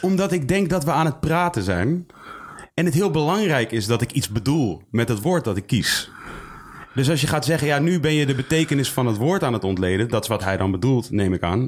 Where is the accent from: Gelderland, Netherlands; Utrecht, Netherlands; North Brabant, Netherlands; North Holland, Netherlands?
Utrecht, Netherlands; Leusden; Ik ben geboren in Leusden